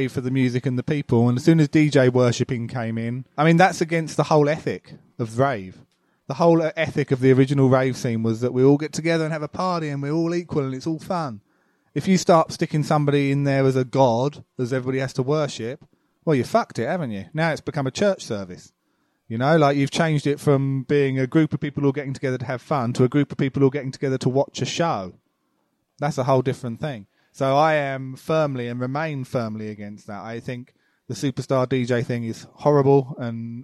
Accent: Loughton, East of England, United Kingdom; moved away; also born or lived in Epping; Loughton in Essex, I guess. I think I was born in Epping.

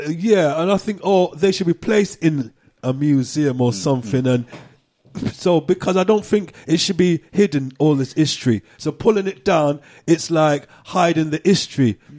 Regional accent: Gloucester, South West England, United Kingdom; also born or lived in Cheltenham / Brixton / Peckham; now in London, United Kingdom; growing up in Gloucester as a black, we just stuck to our own

